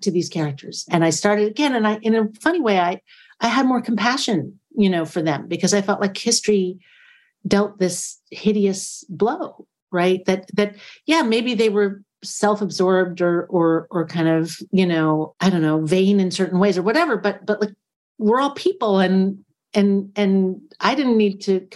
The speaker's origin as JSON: {"language": "English", "country": "United States", "said": "I'm an American person"}